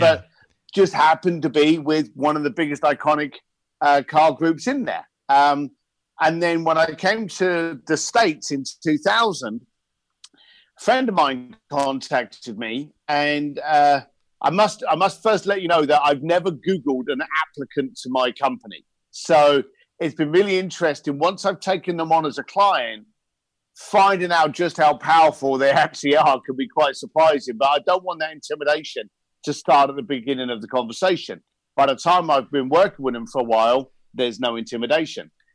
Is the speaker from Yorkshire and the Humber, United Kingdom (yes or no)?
no; London, United Kingdom; moved away as an adult; also born or lived in Hong Kong; I'm a, I'm a bricklayer from East London.